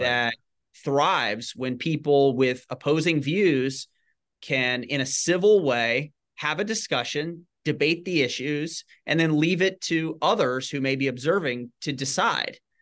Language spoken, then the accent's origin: English; Shreveport, Louisiana, United States; moved away as an adult; also born or lived in Washington, District of Columbia, United States; I grew up in in Northwest Louisiana in Shreveport